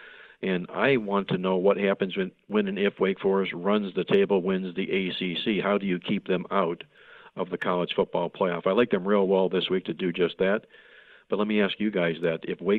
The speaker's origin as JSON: {"language": "English", "town": "Cleveland", "region": "Ohio", "country": "United States", "said": "I'm from Cleveland, Ohio, and I follow the Buckeyes most of my life here"}